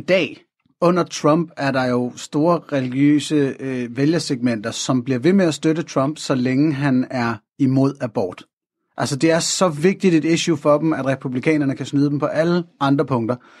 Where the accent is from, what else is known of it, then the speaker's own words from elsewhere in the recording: North Zealand, Capital Region of Denmark, Denmark; Jeg er sådan født og opvokset i Nordsjælland i 80'erne